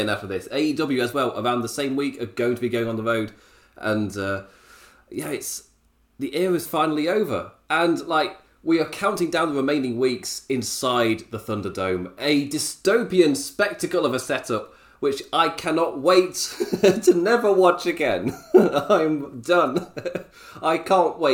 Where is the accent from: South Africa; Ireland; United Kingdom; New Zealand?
United Kingdom; England; as an Englishman